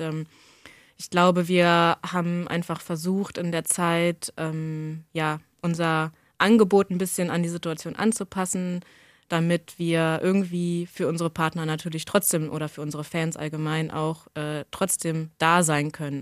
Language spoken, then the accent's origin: German; Hanover, Lower Saxony, Germany; now in Braunschweig, Germany; also bin in Hannover geboren, habe auch lange hier im Umland auf dem Dorf gelebt.